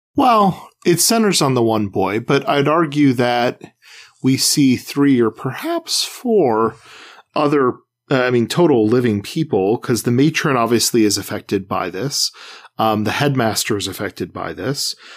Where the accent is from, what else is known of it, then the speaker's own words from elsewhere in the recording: Midwest, United States; growing up in the Midwest and going to public schools